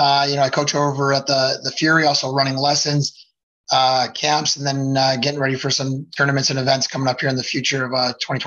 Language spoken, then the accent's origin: English; Addison, Illinois, United States; I grew up out here in Addison, Illinois.